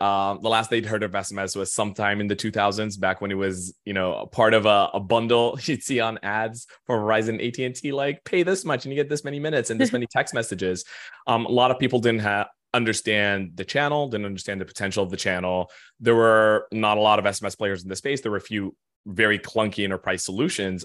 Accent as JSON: {"language": "English", "region": "Khartoum", "country": "Sudan", "tie": "born or raised there", "moved": "yes", "lives_now": "New York, United States", "said": "I am born and raised, uh, a good six thousand miles east of New York. I'm actually Sudanese"}